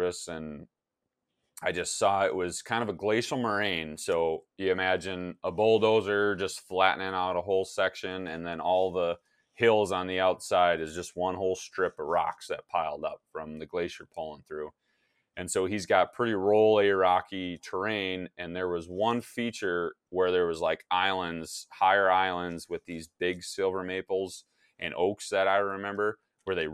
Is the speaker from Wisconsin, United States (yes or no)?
yes; Wisconsin, United States; now in Minnesota, United States; my home state of Wisconsin